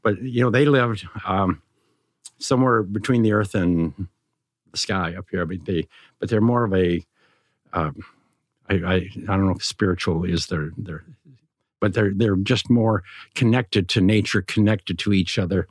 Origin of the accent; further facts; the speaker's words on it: Montana, United States; I grew up in Montana